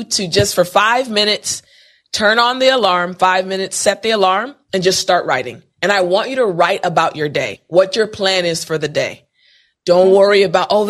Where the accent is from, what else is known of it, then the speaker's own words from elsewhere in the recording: United States; I'm saying this as an American